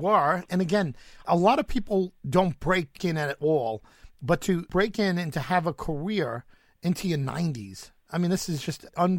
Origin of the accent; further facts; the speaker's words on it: Long Island, New York, United States; New York, on Long Island.